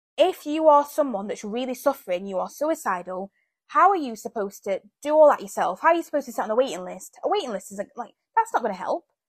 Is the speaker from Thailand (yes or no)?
no; Zambia; moved away; I was born in Zambia